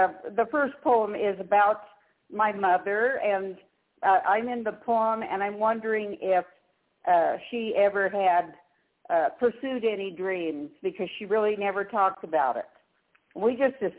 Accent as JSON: {"language": "English", "town": "Denver", "region": "Colorado", "country": "United States", "tie": "born or raised there", "also_born_or_lived": "Northern California", "moved": "as an adult", "said": "I was born and raised in Denver and then lived in Northern California for 34 years"}